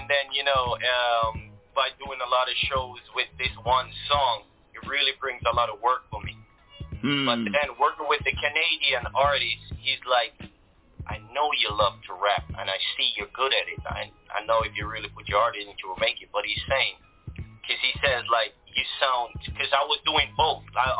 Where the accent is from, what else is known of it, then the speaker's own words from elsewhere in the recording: 19 Mile, Clarendon, Jamaica; moved away; also born or lived in Spanish Town, Jamaica; Well, grew up in Clarendon. I grew up in a place called 19 Mile. That's in Clarendon, not too far from a place, from Maypen City. Growing up in Clarendon is quite, it's quite peaceful, but we have, or you know, it's still people would say it's country, but it's still a country hood.